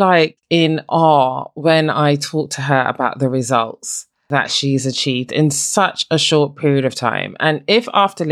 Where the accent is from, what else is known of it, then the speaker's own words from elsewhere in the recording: Barbados; I'm from Barbados